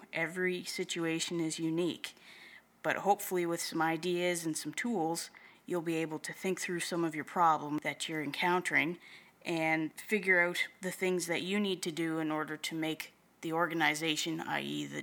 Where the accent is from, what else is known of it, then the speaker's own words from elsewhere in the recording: Prince Edward Island, Canada; also born or lived in Moncton, New Brunswick / Halifax, Nova Scotia / Wolfville, Nova Scotia; I was born and raised on Prince Edward Island in Canada.